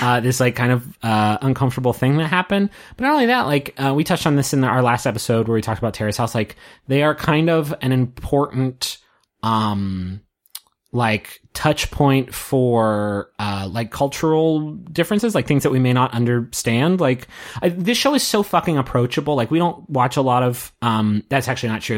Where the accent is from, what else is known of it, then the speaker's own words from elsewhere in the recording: United States; I'm an American dude watching them in, uh, America